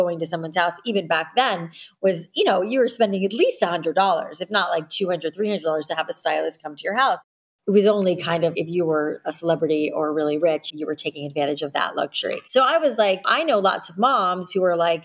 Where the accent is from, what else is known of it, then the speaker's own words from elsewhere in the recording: South Florida, United States; I grew up in South Florida where, you know, the humidity was not my friend